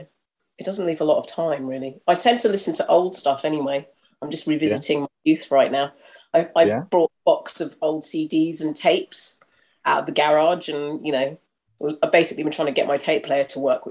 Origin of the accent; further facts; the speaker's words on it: London, United Kingdom; I'm very near where I grew up in Tufnell Park.